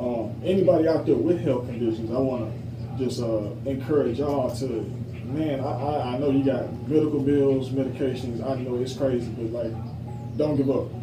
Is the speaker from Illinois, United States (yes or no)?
yes; Joliet, Illinois, United States; the street that I grew up on in Illinois, and it's in Joliet.